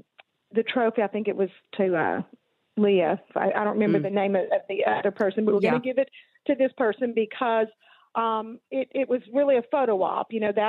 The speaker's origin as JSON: {"language": "English", "region": "Texas", "country": "United States", "tie": "born or raised there", "moved": "yes", "lives_now": "Arkansas, United States", "said": "I was born and raised in Texas, so I have to blame them for what some might call a speech impediment. And then I moved to Arkansas and have been there for 27 years."}